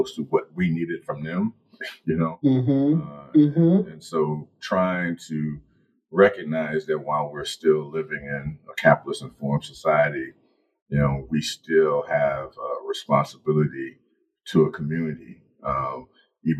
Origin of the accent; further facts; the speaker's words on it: Chicago, Illinois, United States; growing up in Chicago